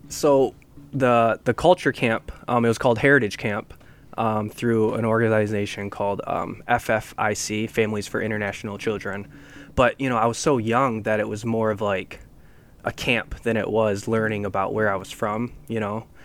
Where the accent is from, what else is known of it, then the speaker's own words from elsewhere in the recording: Grand Rapids, Michigan, United States; also born or lived in Seoul, South Korea; growing up in Grand Rapids